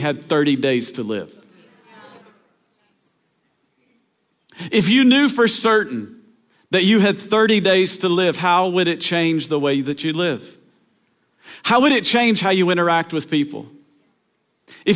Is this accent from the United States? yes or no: yes; Tennessee, United States; we grew up in Tennessee